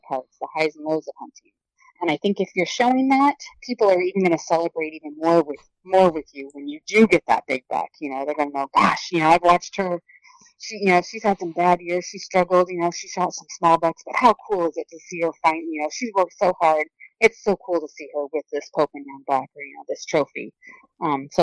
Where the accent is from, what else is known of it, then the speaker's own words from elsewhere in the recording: Oregon, United States; leave my home state